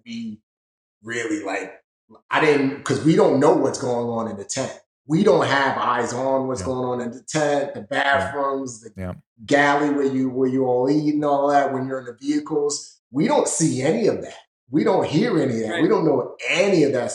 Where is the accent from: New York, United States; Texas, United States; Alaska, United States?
New York, United States; New York City; born or raised there; also born or lived in Nigeria